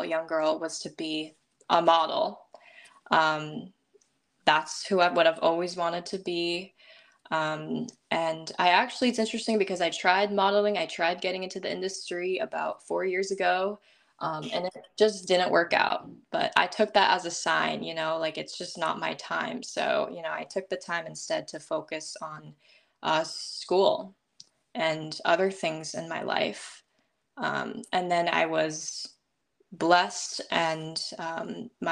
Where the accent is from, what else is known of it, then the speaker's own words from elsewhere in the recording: United States; also born or lived in Seoul, South Korea; I'm a Korean American model. Something people may not know about me is that I was adopted from Seoul, South Korea